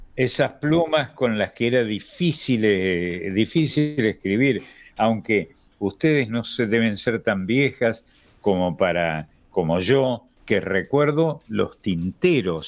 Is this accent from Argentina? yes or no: yes; Argentina